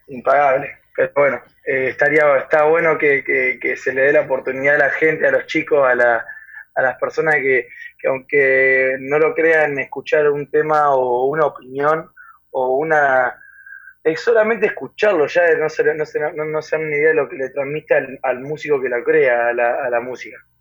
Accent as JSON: {"language": "Spanish", "region": "Buenos Aires Province", "country": "Argentina", "said": "soy de Argentina, especialmente de la ciudad de La Barría, en el centro de la provincia de Buenos Aires"}